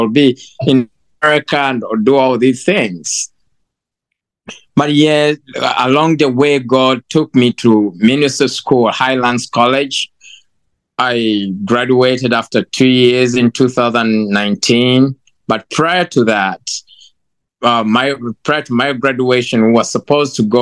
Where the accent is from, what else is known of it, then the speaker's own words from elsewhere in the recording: Uganda; moved away as an adult; now in United States; So I'm from Uganda. I was born and raised in Uganda. I moved to the United States